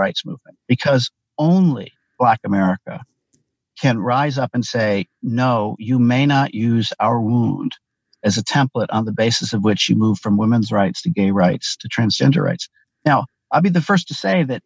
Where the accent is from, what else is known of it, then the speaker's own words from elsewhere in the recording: Ann Arbor, Michigan, United States; I grew up in Ann Arbor, Michigan, a member of the old left.